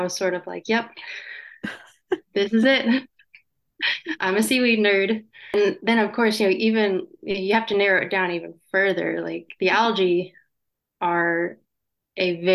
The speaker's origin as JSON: {"language": "English", "region": "North Carolina", "country": "United States", "also_born_or_lived": "British Columbia", "moved": "yes", "lives_now": "New Brunswick, Canada", "said": "I'm originally from North Carolina, so never had to deal with much snow in my life"}